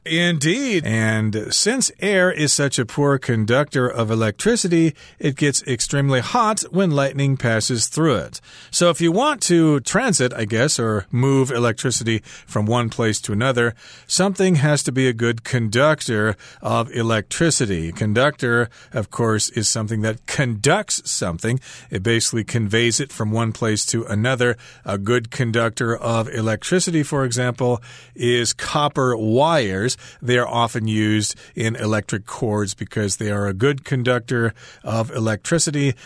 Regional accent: Midwest USA, United States; moved away; growing up in the Midwest USA

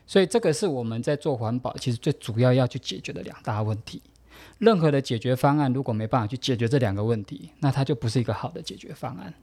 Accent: Taoyuan, Taiwan; 我是桃园人

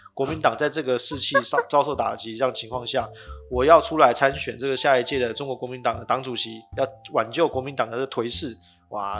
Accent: Taiwan; 明明就是我们台湾人做的事情

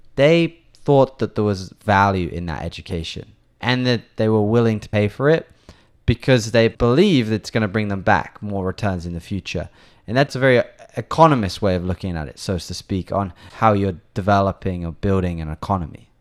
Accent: England, United Kingdom; now in Taiwan; I'm from England

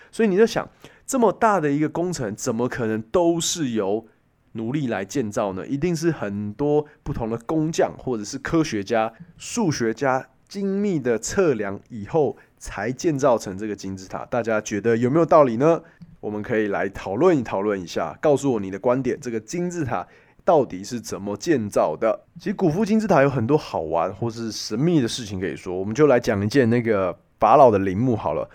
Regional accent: Taiwan; 我们台湾人拿我们的护照

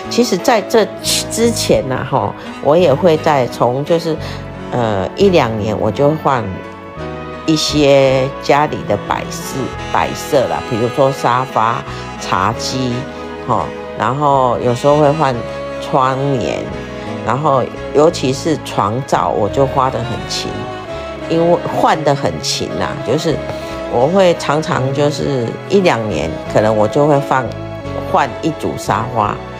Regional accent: Taiwan; 我们台湾人

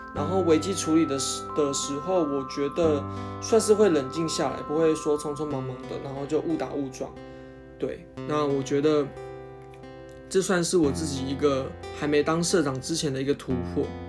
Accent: Hsinchu, Taiwan; 我人是在新竹的，因为我是新竹人嘛

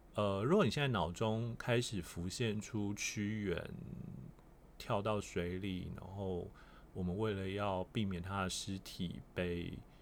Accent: Kaohsiung, Taiwan; 虽然我是高雄人

